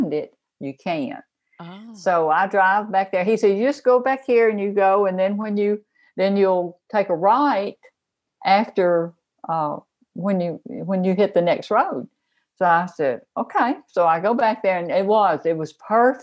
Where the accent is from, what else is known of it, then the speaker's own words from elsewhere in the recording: Memphis, Tennessee, United States; I grew up in Memphis